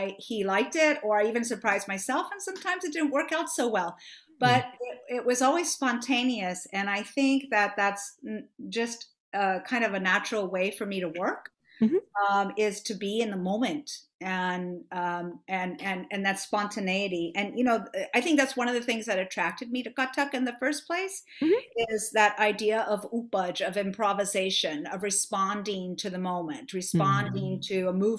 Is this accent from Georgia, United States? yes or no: no; Miami, Florida, United States; I grew up in Miami, Florida